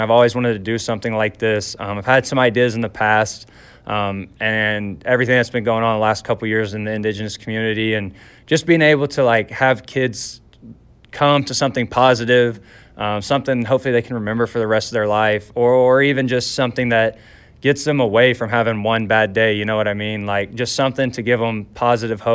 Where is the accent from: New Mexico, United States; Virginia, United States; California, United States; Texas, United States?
Texas, United States; now in Hamilton, Canada; I'm from Texas